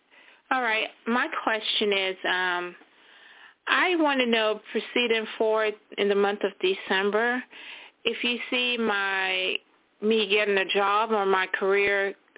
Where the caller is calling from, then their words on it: Florida, United States; from Florida.